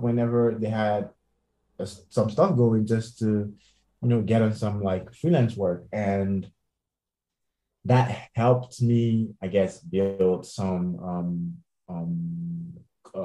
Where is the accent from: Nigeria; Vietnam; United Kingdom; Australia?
Nigeria; moved away as an adult; now in Los Angeles, United States; I was in Nigeria, still working from Nigeria